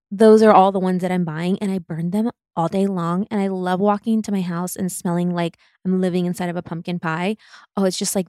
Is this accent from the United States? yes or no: yes; Midwest, United States; also born or lived in Germany; And I grew up in the Midwest and I grew up in Germany